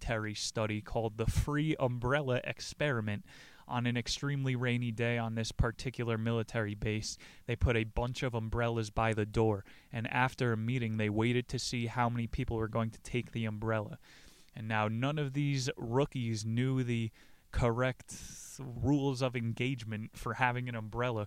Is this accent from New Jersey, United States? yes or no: yes; New Jersey, United States; I'm from Jersey